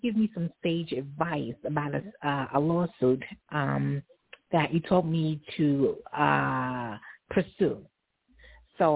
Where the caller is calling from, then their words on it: New York, United States; I'm calling from New York.